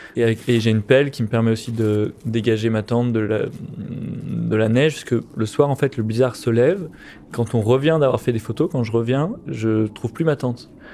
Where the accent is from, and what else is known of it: France